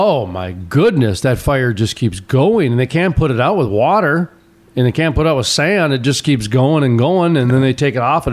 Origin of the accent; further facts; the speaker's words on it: North Dakota, Minnesota, United States; I grew up in Minnesota, in North Dakota. And in Minnesota especially, we've got 10,000 lakes